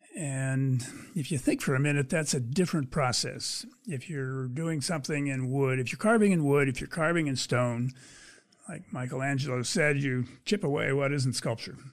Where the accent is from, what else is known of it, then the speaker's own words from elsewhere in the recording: Pennsylvania, United States; moved away as an adult; also born or lived in California; I grew up in Pennsylvania.